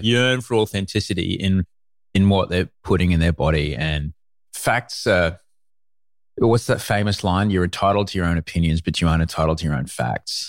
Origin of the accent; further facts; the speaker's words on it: Brisbane, Queensland, Australia; also born or lived in London; I grew up in Brisbane